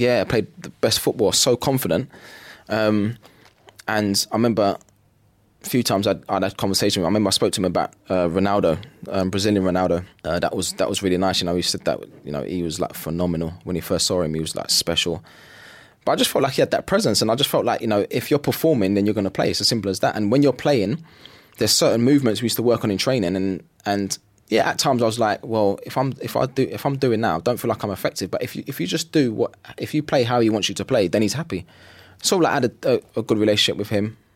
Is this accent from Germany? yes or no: no; London, United Kingdom; growing up in East London is, I mean, it's never gonna be easy growing up there